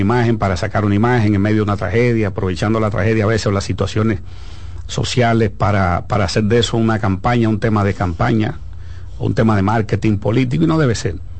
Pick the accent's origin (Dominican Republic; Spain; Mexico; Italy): Dominican Republic; nosotros como dominicanos